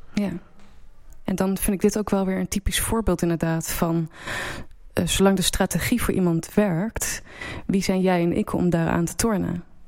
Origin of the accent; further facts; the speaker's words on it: Apeldoorn, Gelderland, Netherlands; moved away as an adult; also born or lived in Antwerp / Amsterdam / Leeuwarden / Beijing; ik ben in Apeldoorn opgegroeid